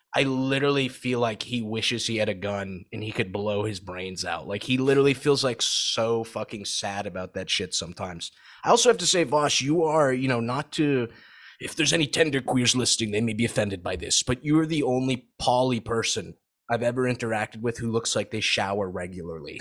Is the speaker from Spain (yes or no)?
no; Saudi Arabia; moved away; I grew up in Saudi